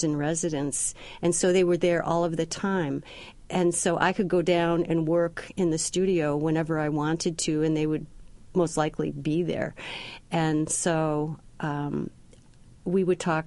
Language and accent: English; Syracuse, New York, United States; moved away; also born or lived in Colorado; I'm from Syracuse, New York